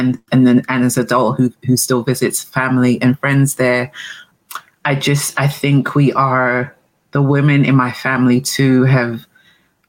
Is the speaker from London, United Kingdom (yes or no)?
yes; London, United Kingdom; moved away as an adult; also born or lived in Antigua; now in Maryland, United States; I was raised in England. I was raised in London, but I'm from the Caribbean